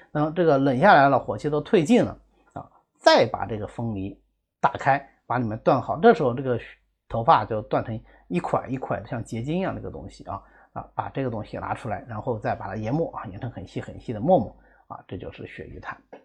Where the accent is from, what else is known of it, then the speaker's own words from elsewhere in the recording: China; 这个是我们中国人传统的一个方法啊